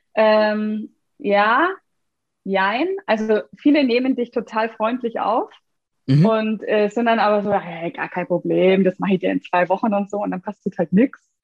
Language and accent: German; Bavaria, Germany; ich komme übrigens aus Bayern